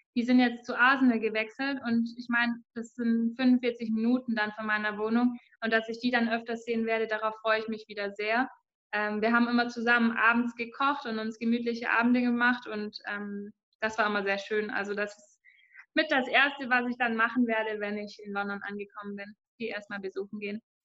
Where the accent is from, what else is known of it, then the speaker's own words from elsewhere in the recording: Ratzenried, Baden-Württemberg, Germany; ich komme aus Ratzenried, von der sozusagen Kuhweide habe ich Fußball gespielt